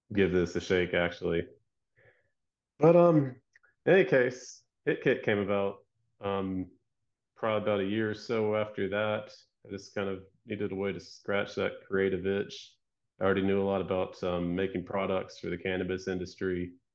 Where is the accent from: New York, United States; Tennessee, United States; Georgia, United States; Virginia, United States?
Georgia, United States; moved away as an adult; also born or lived in California; my upbringing, I'm from Georgia, the South, um, attended, like, a Christian school from, like, third to twelfth grade